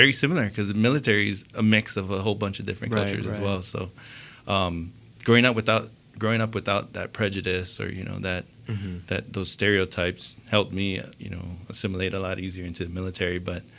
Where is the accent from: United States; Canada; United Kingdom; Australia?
United States; Hawaii; moved away; I lucked out so hard just growing up in Hawaii. Got as much Japanese culture as I could handle